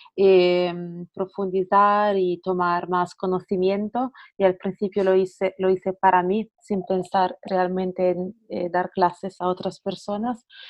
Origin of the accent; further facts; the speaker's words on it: Italy; accent: Italian; Spanish is a second language; moved away as an adult; also born or lived in Barcelona, Spain; soy italiana, bueno, como podéis probablemente escuchar de mi acento